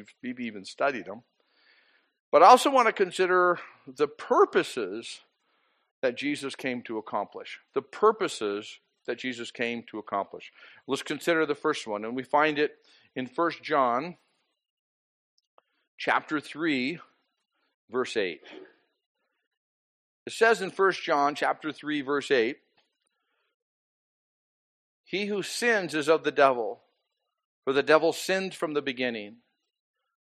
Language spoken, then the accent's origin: English; Boise, Idaho, United States; I grew up in Boise.